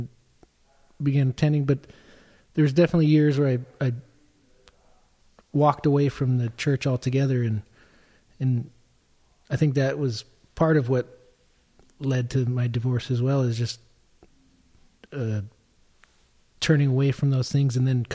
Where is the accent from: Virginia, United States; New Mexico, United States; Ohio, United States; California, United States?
California, United States; Agoura Hills; born or raised there; also born or lived in Tarzana, San Fernando Valley